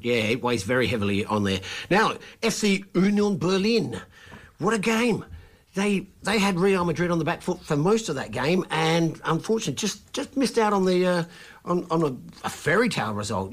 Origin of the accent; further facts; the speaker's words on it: Australia; accent: Australian; I've got my Australian accent on there